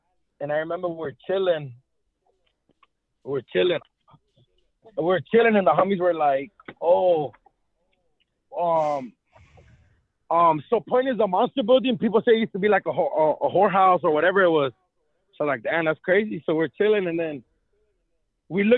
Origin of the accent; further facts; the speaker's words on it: Los Angeles, California, United States; I grew up in Echo Park in downtown